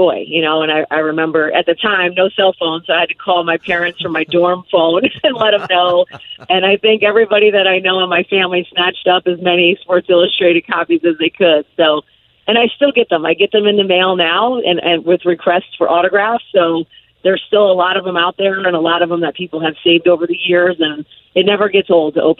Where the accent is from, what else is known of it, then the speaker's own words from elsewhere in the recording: Connecticut, United States; also born or lived in White Plains, New York; my home state of Connecticut